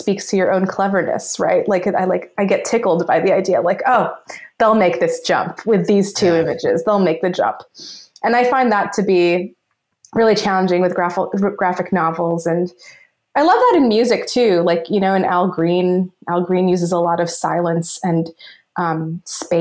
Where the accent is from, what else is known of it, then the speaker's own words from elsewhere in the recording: Los Angeles, California, United States; I grew up in Los Angeles. I'm Filipino Egyptian American. I grew up in Los Angeles